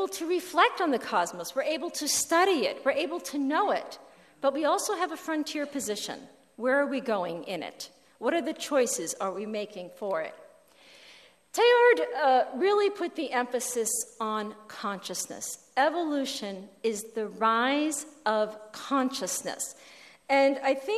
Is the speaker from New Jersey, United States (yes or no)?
yes; New Jersey, United States; where I grew up in New Jersey, we had a phone on the wall.